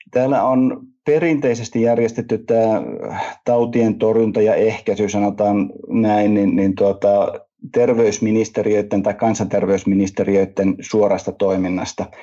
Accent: Finland; Ja, ja kyllä meidän niin pienenä kansana Suomessa, niin kyllä me pitää olla niin eturintamassa siinä

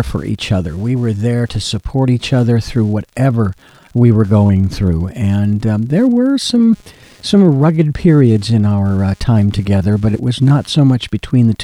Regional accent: Phoenix, Arizona, United States; a kid growing up in Phoenix

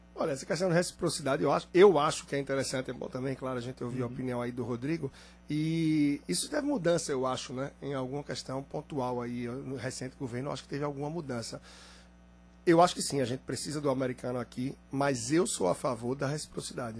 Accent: Brazil; somos nós brasileiros

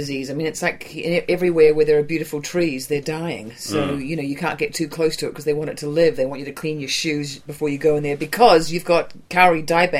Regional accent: New Zealand; moved away; also born or lived in California; I'm from New Zealand

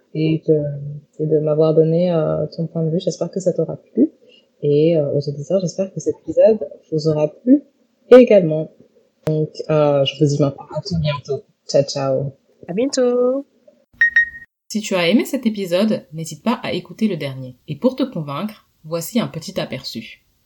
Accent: Guadeloupe; je suis Guadeloupéenne

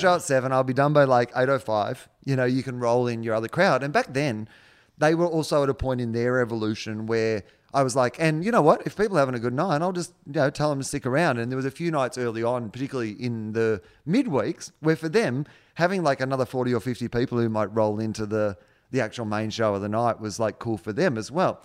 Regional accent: Australia; now in United States; I'm an Australian overseas

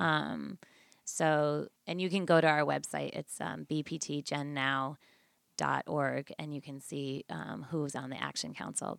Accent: Hartford, Connecticut, United States; moved away as an adult; also born or lived in New York City; now in Bridgeport, United States; Born and raised in Hartford

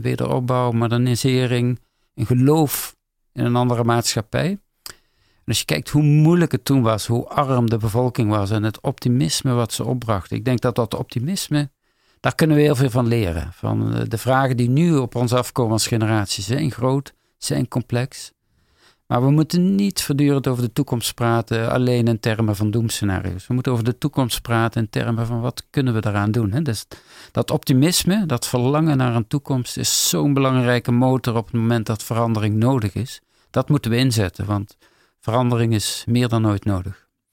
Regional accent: Netherlands; ik als Nederlander

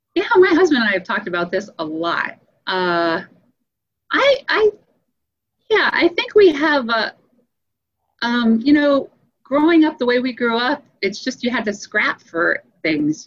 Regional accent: Louisiana, United States; moved away as an adult; also born or lived in Colorado; I grew up in Louisiana

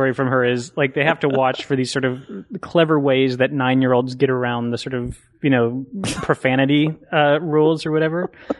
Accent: Waco, Texas, United States; also born or lived in Austin, Texas; I grew up in Waco, Texas.

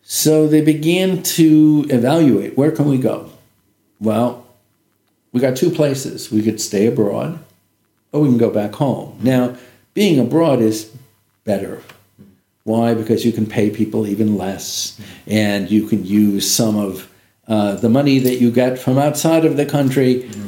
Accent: Los Angeles, California, United States; moved away as an adult; also born or lived in Ohio / Albany, New York / San Francisco / China; now in Beijing, China; I was born and raised in Los Angeles

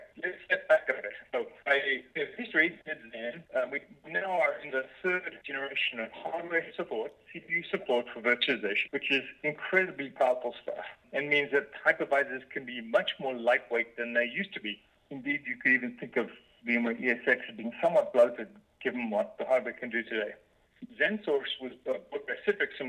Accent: South Africa; moved away as an adult; also born or lived in Cambridge, United Kingdom; I grew up in South Africa

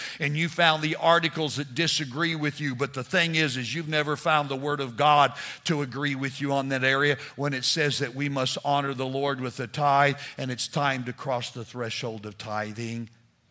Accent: New Mexico, United States; moved away as an adult; also born or lived in Texas; We were raised in New Mexico.

